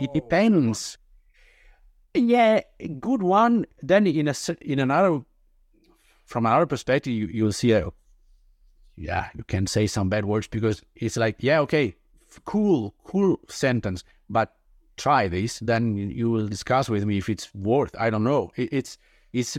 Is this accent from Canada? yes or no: no; Italy; English is a second language; moved away as an adult; now in Denmark; today I'm 46, living in Denmark. That is not my native country. I I'm originally from Italy